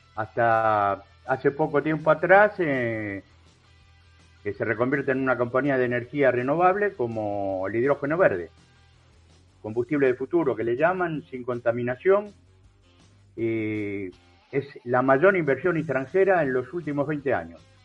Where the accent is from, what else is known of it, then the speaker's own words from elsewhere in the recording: Argentina; Yo como argentino